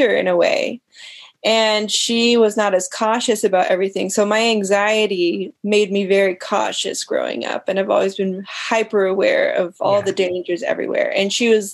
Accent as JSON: {"language": "English", "town": "Bozeman", "region": "Montana", "country": "United States", "tie": "born or raised there", "said": "I grew up in Bozeman, Montana, just outside Bozeman, Montana."}